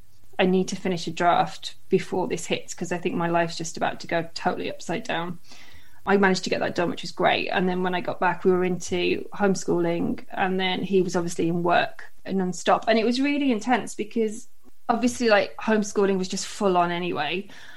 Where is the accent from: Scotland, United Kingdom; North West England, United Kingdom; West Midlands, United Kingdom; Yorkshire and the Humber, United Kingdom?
West Midlands, United Kingdom; also born or lived in London; now in Cardiff, United Kingdom; So my dad's side's all from Merthyr and I grew up in the Midlands, and then we kind of leapfrogged around England for ages and we're in London, and then we've been in Cardiff now for 9 years, just over 9 years I think.